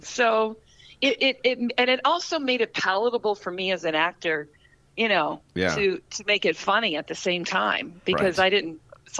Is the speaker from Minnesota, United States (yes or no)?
yes; Minnesota, United States; also born or lived in Ohio; but I grew up in Minnesota, from the time I was at elementary school on. So I guess I'm a Minnesotan.